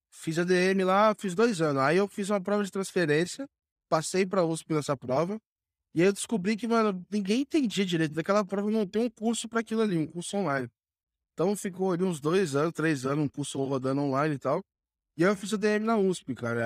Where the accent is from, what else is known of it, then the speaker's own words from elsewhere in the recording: Rio de Janeiro, Brazil; moved away as an adult; also born or lived in São Paulo; eu sou do, do Rio, cara. Eu comecei estudando no Rio